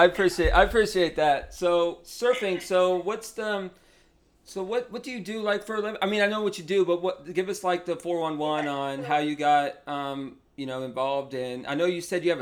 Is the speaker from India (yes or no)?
no; Mims, Florida, United States; I'm from Mims.